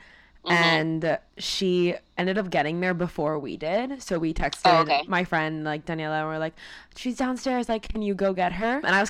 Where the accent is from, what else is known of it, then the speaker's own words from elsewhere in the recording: Miami, Florida, United States; moved away as an adult; now in Boston, United States; I'm Cuban. I'm from Miami.